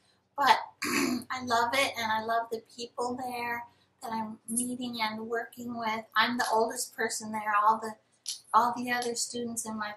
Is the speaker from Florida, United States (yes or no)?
yes; Miami, Florida, United States; moved away as an adult; also born or lived in South Carolina / Alabama / Los Angeles; I'm from Miami, which isn't really the South